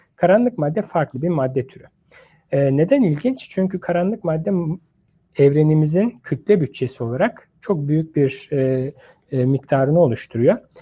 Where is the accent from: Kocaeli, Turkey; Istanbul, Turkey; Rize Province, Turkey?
Istanbul, Turkey; moved away as an adult; also born or lived in Ankara, Turkey; now in United States; ben İstanbul doğumluyum